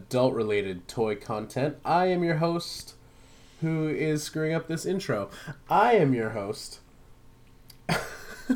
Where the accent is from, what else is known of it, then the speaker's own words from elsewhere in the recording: Vancouver Island, British Columbia, Canada; moved away; I spent a lot of time up island in my hometown.